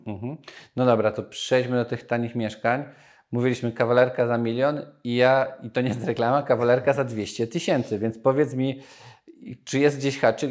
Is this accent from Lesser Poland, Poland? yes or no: yes; Nowy Sącz, Lesser Poland, Poland; Nowy sąd, z którego pochodzę